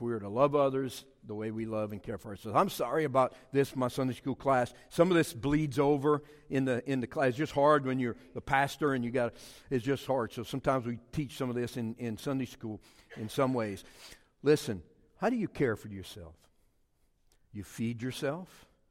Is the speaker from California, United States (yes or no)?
no; Cajun community, Louisiana, United States; We were the Smiths of the Cajun community